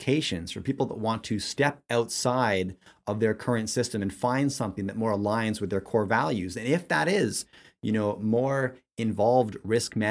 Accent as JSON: {"language": "English", "country": "Canada", "said": "I'm Canadian"}